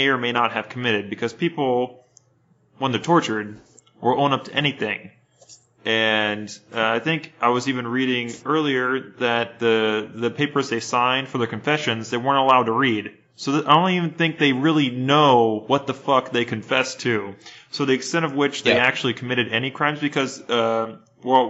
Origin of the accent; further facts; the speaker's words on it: United States; growing up in the United States